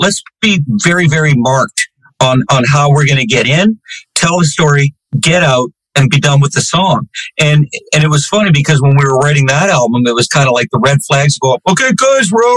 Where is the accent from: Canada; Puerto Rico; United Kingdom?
Canada; myself being Canadian